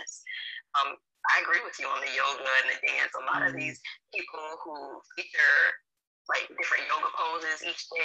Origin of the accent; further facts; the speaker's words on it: Lockport, New York, United States; I grew up in Lockport, New York, which is a small town in Western New York right outside of Niagara Falls.